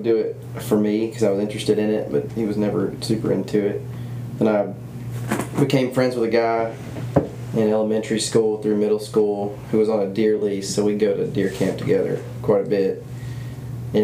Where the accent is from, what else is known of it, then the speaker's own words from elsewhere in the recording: Starkville, Mississippi, United States; We are both from Starkville, Mississippi. We went to the same school growing up for a short period of time, third, fourth grade